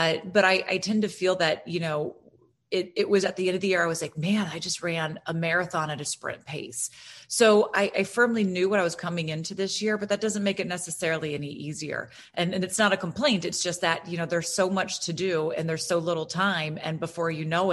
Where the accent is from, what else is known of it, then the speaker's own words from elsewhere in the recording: Florida, United States; I'm from Florida